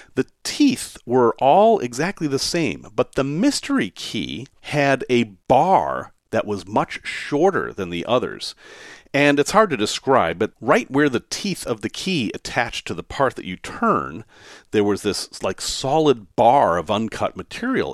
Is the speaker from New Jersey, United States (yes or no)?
no; Salem, Massachusetts, United States; I grew up in Salem, Massachusetts, and I grew up in a section of Salem, Massachusetts called Witchcraft Heights